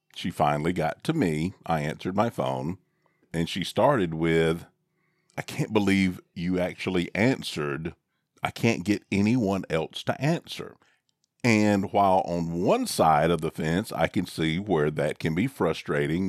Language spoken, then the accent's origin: English; the South, United States; I'm from the South, and this is how I was raised